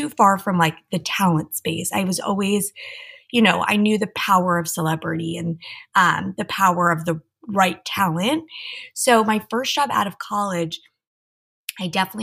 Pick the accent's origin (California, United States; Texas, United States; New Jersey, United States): New Jersey, United States; Tenafly; moved away as an adult; now in Los Angeles, United States; So I am a New Jersey girl. I grew up like right outside of New York City in a town called Tenafly